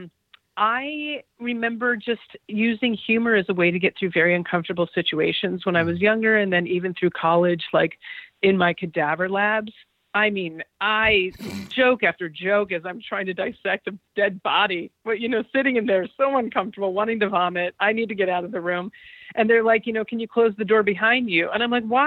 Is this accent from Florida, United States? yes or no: no; New Mexico, United States; I'm from New Mexico